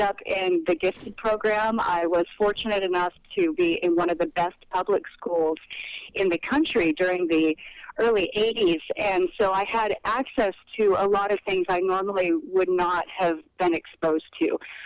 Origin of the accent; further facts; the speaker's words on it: Napa, California, United States; My family settled into the Napa Valley, which is about an hour's drive north of San Francisco. And I raised my daughter there. I spent over 20 years of my life there, and I think of that as my hometown